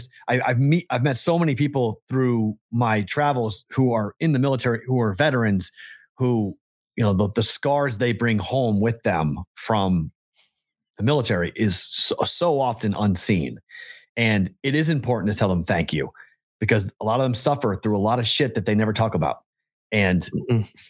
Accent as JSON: {"language": "English", "region": "New England", "country": "United States", "tie": "born or raised there", "moved": "yes", "lives_now": "Alabama, United States", "said": "growing up in New England"}